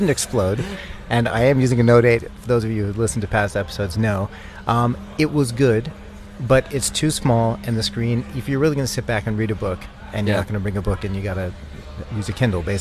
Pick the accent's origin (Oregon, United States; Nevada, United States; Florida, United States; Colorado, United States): Colorado, United States; I hail from Colorado.